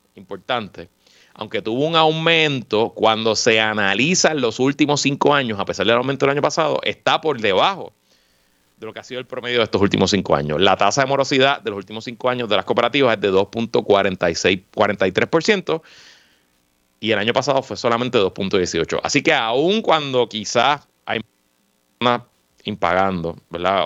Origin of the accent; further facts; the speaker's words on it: Puerto Rico; somos menos puertorriqueños que antes